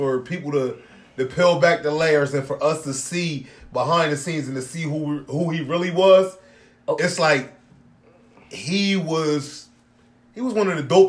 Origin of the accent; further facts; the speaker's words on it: East Coast, United States; I'm from the East Coast